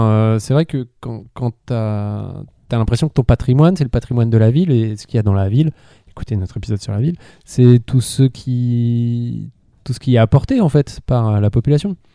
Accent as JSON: {"language": "French", "region": "Île-de-France", "country": "France", "said": "j'avais pas de, patrimoine culinaire en tant que francilien."}